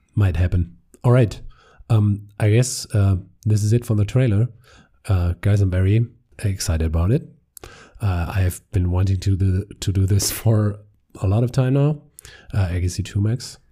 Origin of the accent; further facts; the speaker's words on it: Germany; accent: German; English is a second language; We're two guys from Germany